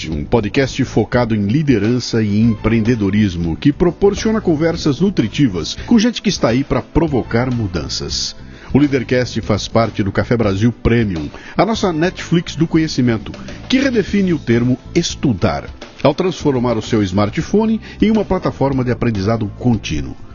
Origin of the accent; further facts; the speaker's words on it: Portugal; Eu sou português, estou aqui, estou cuidando daqui, estamos desenvolvendo tudo aqui em Portugal